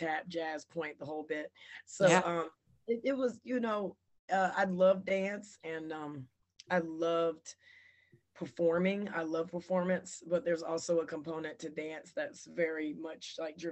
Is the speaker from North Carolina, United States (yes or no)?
yes; Chapel Hill, North Carolina, United States; I'm originally from Chapel Hill.